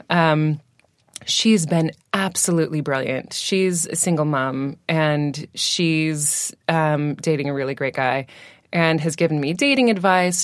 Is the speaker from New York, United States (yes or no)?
no; Washington, United States; accent: American; moved away as an adult; now in United Kingdom; I'm from, um, Washington State